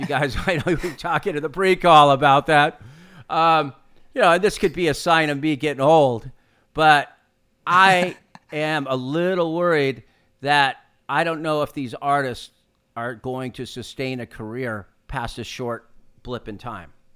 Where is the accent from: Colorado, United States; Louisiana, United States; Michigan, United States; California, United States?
California, United States; the shoe I grew up wearing in California. Your mom would dri-, drag you down to the L A County Fair